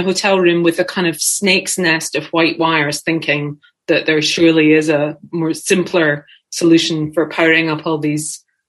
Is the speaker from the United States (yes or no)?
no; Scotland, United Kingdom; I'm from Scotland.